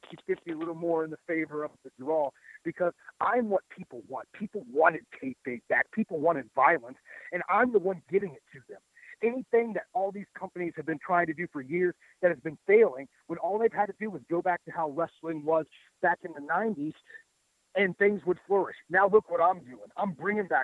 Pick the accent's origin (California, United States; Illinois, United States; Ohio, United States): Ohio, United States; also born or lived in Florida; We love being from Ohio. I moved back from Florida